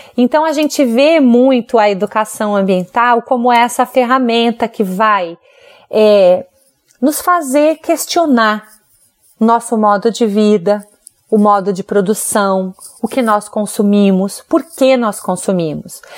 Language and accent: Portuguese; Brazil; a gente como brasileiro